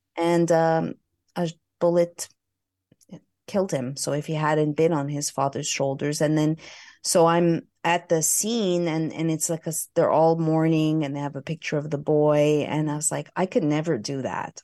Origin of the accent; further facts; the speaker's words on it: Montreal, Quebec, Canada; moved away as an adult; also born or lived in Vancouver / Los Angeles, California; I hail from Montreal, Canada